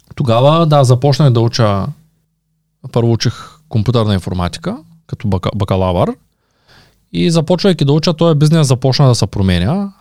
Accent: Shumen, Shumen Province, Bulgaria; ние сме от Шумен

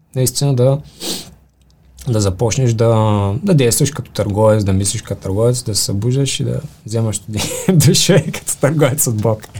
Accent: Bulgaria; ние като българи

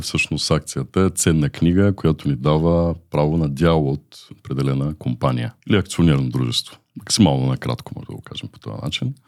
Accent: Aksakovo, Varna Province, Bulgaria; От Варна съм родом, израснал съм в град Аксаково.

